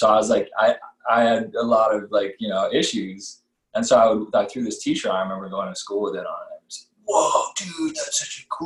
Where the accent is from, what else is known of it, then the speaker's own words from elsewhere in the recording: Hawaii, United States; I grew up in Hawaii